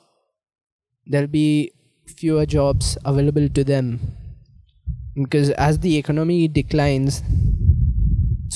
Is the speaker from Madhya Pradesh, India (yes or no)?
yes; Indore, Madhya Pradesh, India; moved away; I'm from Indore